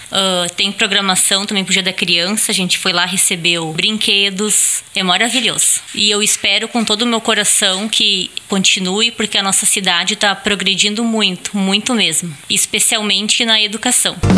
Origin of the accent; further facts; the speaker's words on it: Igrejinha, Rio Grande do Sul, Brazil; sou do município de Igrejinha, do bairro Viaduto